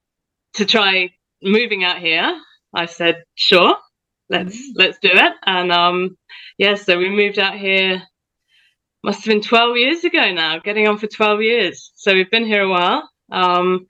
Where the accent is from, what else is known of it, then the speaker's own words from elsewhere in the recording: United Kingdom; moved away as an adult; also born or lived in Central West New South Wales, Australia; now in Australia; I, as you can probably tell, grew up in the UK